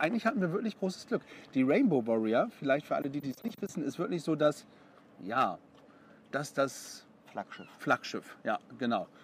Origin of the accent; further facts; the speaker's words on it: Bremerhaven, Bremen, Germany; moved away; ich bin ja gebürtiger Bremerhavener